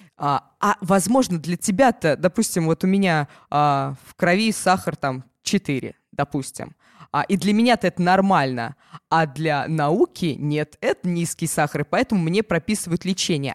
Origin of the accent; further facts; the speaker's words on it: Ulyanovsk, Ulyanovsk Oblast, Russia; У нас в Ульяновске